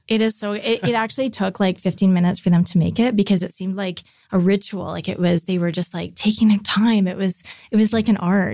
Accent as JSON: {"language": "English", "town": "North Vancouver", "region": "British Columbia", "country": "Canada", "tie": "born or raised there", "said": "grew up in North Vancouver"}